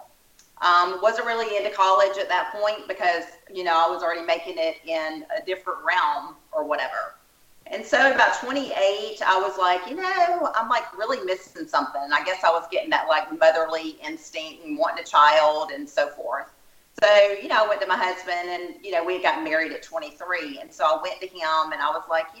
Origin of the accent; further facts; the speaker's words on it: Alabama, United States; accent: little country accent; now in Austin, United States; I'm in Texas now, but I was born in Alabama, so you're probably hearing that little country accent.